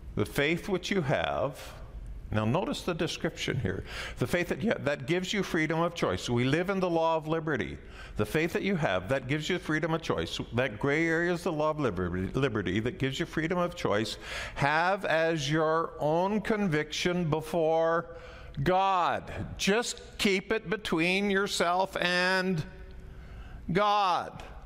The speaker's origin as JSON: {"language": "English", "country": "Canada", "said": "I'm a Canadian raised in the Western world"}